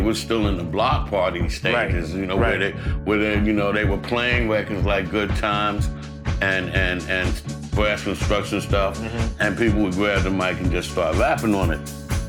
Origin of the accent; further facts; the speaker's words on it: New York City, New York, United States; I'm a Harlem brother